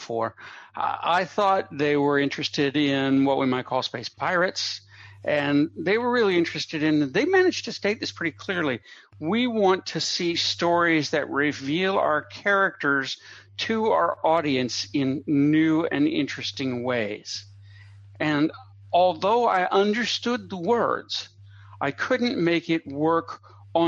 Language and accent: English; United States; I grew up in America in the 1960s